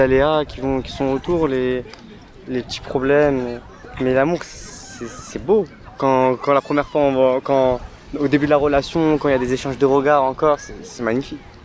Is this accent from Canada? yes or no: no; Morocco; je suis marocain.